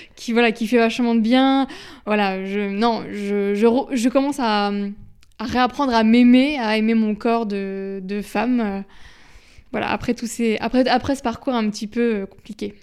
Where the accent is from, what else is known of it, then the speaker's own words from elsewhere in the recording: Caen, Normandy, France; je suis de Caen